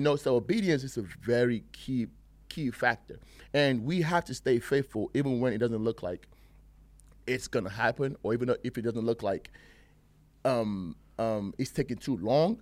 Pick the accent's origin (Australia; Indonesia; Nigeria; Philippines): Nigeria; also born or lived in England; now in United States; I grew up in Nigeria and England, you know, um, half and half. Then I moved out here to, to the States